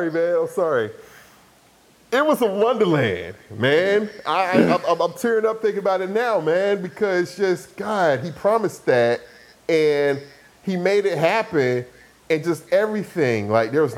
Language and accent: English; Atlanta, Georgia, United States; also born or lived in Decatur, Georgia; we moved from East Atlanta to actually out to Decatur, out in the suburbs